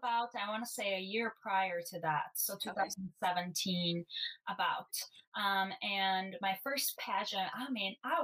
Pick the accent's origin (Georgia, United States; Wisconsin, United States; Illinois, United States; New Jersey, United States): Illinois, United States; Chicago; also born or lived in Bulgaria / Vernon Hills, Illinois; I have spent most of my life in the suburbs, living in the suburbs of Chicago